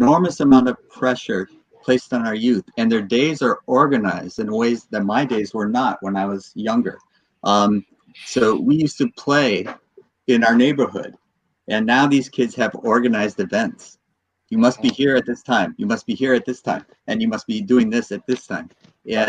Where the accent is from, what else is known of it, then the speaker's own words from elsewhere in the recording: United States; I was born in the United States and I now live in the divided states